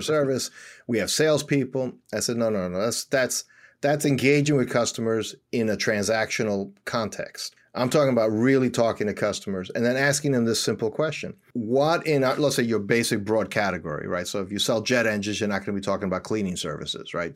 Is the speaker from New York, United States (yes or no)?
yes; New York City, New York, United States; moved away as an adult; also born or lived in suburbs outside Philadelphia; now in Philadelphia area, United States; I was born and raised in Washington Heights.